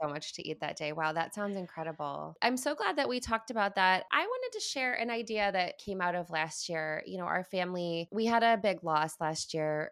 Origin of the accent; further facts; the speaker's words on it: Midwest, United States; I entered the family as this Midwesterner